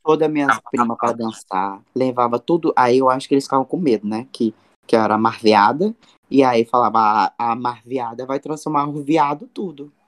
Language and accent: Portuguese; Cuiabá, Mato Grosso, Brazil; lá no meu país, Cuiabá